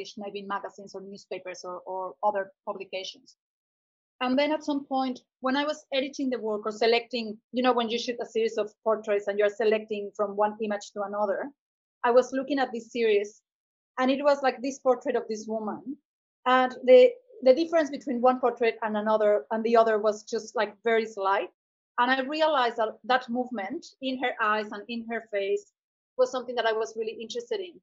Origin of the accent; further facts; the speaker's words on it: Cuernavaca, Morelos, Mexico; moved away as an adult; also born or lived in Mexico City / Pacific coast of Mexico; now in Brisbane, Australia; I was born in Mexico City and I grew up in another city called Cuernavaca, which is like 2 hours south from Mexico City